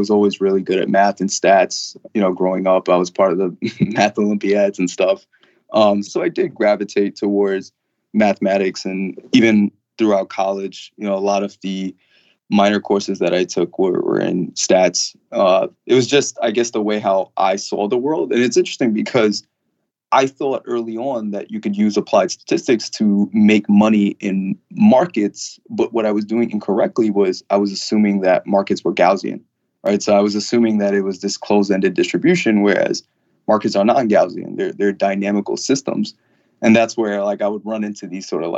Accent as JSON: {"language": "English", "area": "Long Island", "region": "New York", "country": "United States", "said": "I'm from Long Island"}